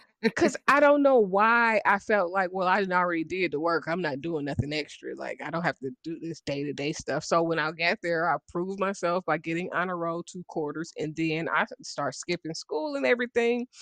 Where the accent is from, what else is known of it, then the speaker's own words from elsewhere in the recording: Dayton, Ohio, United States; I'm from Dayton, Ohio